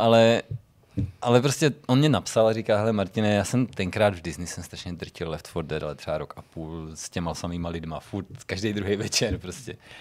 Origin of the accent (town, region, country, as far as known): Czechia